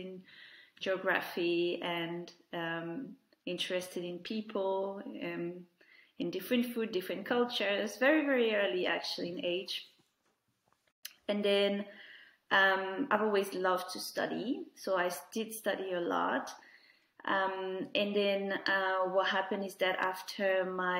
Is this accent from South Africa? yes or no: no; France; moved away as an adult; now in United Kingdom; I was born in France, where I was where I grew up and where I had my main education.